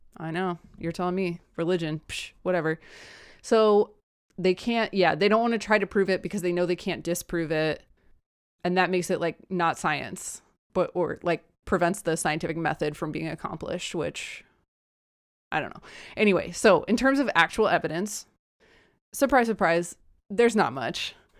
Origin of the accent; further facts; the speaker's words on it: United States; I'm American